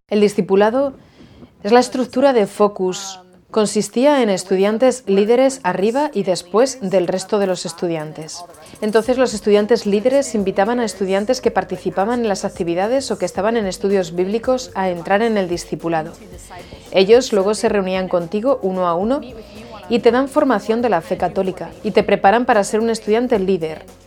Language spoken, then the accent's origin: Spanish; Jacksonville, Florida, United States; soy de Jacksonville, Florida. Aquí nací, y crecí.